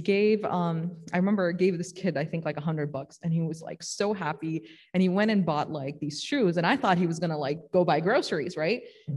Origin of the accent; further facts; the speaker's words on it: Chicago, Illinois, United States; also born or lived in Morton Grove; I grew up in Chicago and then we moved to Morton Grove.